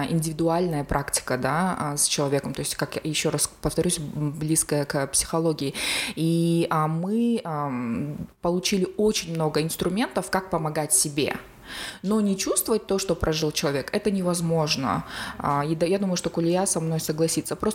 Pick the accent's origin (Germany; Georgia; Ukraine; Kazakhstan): Kazakhstan; Semey, Abai Region; преподавала социальную работу в медакадемии в городе Семей, в моем родном городе.